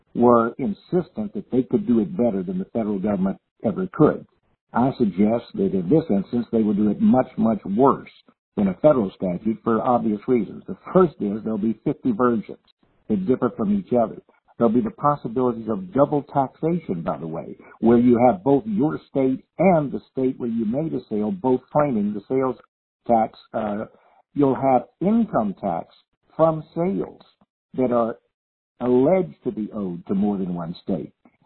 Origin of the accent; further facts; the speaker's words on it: Louisiana, United States; my home state